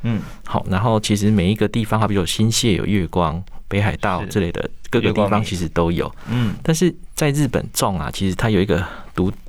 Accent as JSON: {"language": "Chinese", "region": "Pingtung County", "country": "Taiwan", "said": "或者是我们屏东那边可能就只有一起做"}